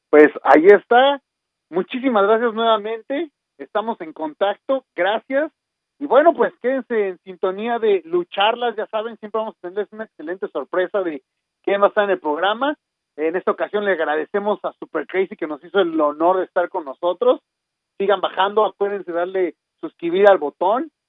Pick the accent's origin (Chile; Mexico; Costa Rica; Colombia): Mexico; como mexicanos